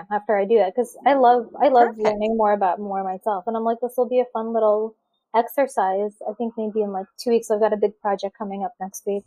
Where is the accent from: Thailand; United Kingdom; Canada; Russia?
Russia; now in United States; I'm an immigrant. I grew up in Russia.